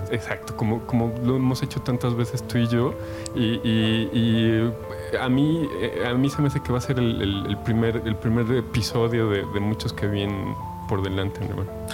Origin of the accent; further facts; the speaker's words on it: Mexico; como mexicanos del siglo XXI